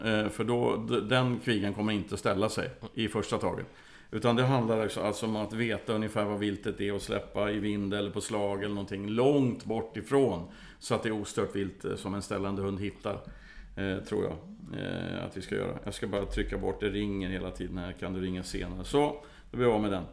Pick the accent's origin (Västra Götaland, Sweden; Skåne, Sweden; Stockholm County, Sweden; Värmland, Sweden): Värmland, Sweden; Värmland forests, Sweden; Jag kommer från, delvis från Värmlandsskogarna